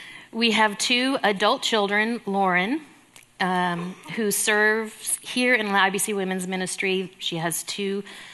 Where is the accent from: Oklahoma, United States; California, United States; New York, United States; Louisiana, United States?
California, United States; born there; I was born in Southern California.